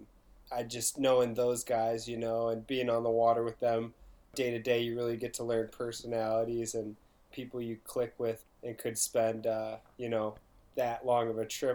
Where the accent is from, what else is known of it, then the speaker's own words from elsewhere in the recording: the Ozarks, Missouri, United States; moved away; I actually grew up in Missouri in the Ozarks